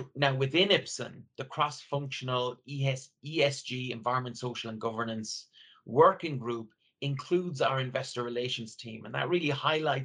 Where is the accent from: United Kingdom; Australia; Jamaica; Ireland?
Ireland; I grew up in Ireland, rural Ireland, where nature was all around me.